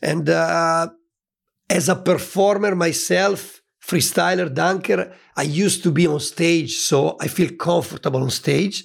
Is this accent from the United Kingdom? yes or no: no; Italy; born or raised there